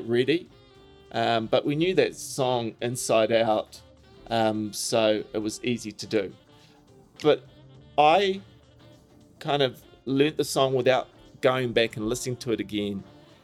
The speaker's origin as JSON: {"language": "English", "country": "New Zealand", "moved": "as an adult", "lives_now": "Jersey City, United States", "said": "I was from New Zealand."}